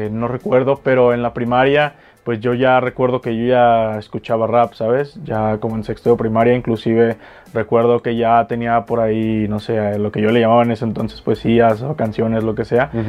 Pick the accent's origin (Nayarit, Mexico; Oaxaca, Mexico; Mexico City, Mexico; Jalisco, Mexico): Jalisco, Mexico; soy jalisciense, tengo 25 años